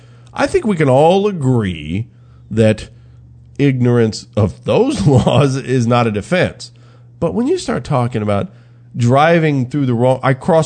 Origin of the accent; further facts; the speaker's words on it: Texas, United States; So you're telling me, as a Texan, I can go to New Mexico, open carry.